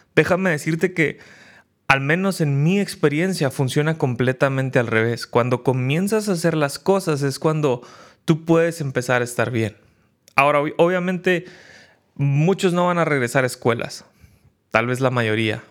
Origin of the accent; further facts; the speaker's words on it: Mexico; En México estamos